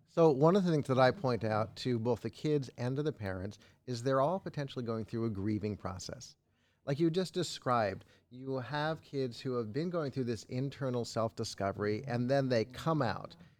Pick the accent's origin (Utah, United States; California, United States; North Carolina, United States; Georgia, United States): California, United States; Los Angeles; I grew up in Los Angeles, Hollywood Hills